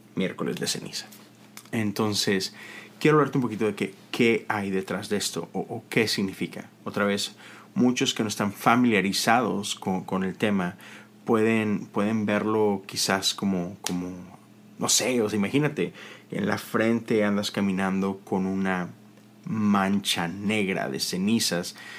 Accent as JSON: {"language": "Spanish", "town": "Monterrey", "region": "Nuevo León", "country": "Mexico", "moved": "yes", "lives_now": "United States", "said": "todos mis amigos de Monterrey, que es de donde yo soy"}